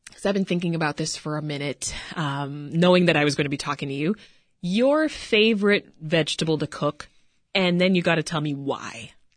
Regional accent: Jamaica; I'm Jamaican

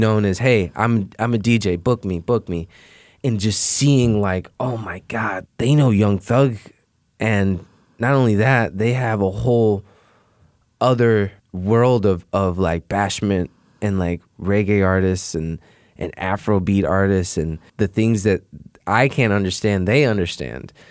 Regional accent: Chicago, Illinois, United States; I grew up in Beverly

